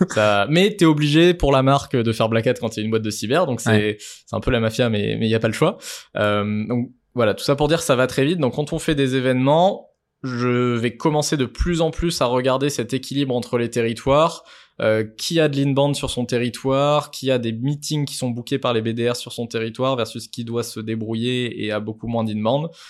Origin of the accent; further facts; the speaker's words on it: France; on est français